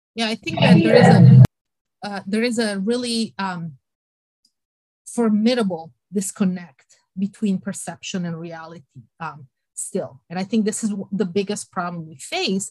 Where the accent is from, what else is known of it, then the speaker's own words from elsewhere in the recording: Sardinia, Italy; moved away as an adult; also born or lived in United Kingdom; now in Iowa, United States; I was born in Italy and in Sardinia on an island, so I'm a saltwater